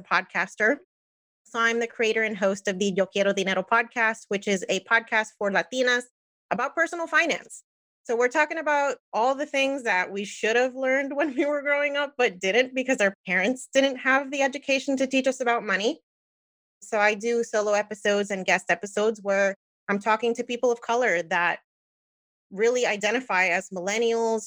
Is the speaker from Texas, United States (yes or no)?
no; New Jersey, United States; moved away as an adult; now in Florida, United States; I'm Puerto Rican, born and raised in New Jersey, now in Florida